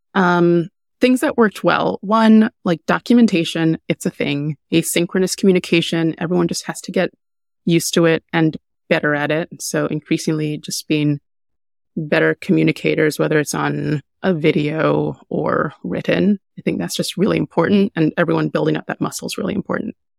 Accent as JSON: {"language": "English", "country": "Jamaica", "moved": "yes", "said": "I'm Jamaican. I'm a Jamaican immigrant."}